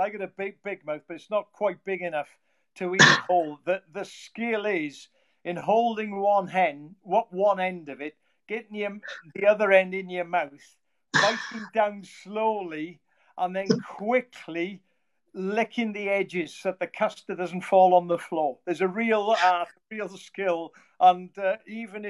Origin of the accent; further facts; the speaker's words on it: Llanwddyn, Wales, United Kingdom; I grew up in Llanwrtyn, Lake Fernwy, you know, surrounded by moors